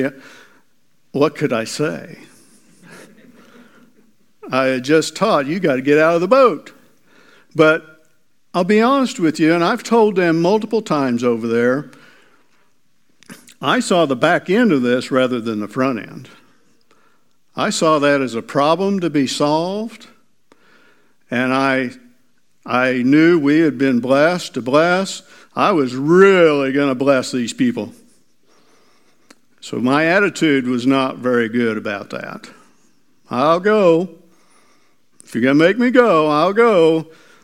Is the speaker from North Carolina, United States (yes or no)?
no; Miller, Missouri, United States; also born or lived in Mount Vernon, Missouri; I grew up in Miller. My dad was the doctor of Miller, Missouri. So I grew up there, or that area